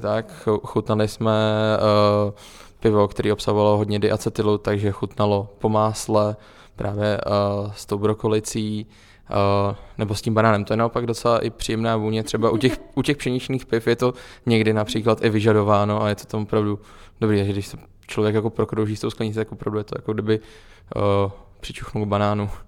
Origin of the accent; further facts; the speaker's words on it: Plzeň, Plzeň Region, Czechia; Já vlastně pocházím z Plzně